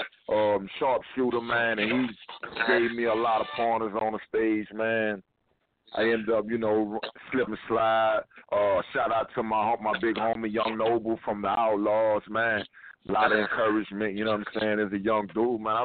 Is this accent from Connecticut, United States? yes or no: no; Louisiana, United States; now in Houston, United States; from Louisiana, my hometown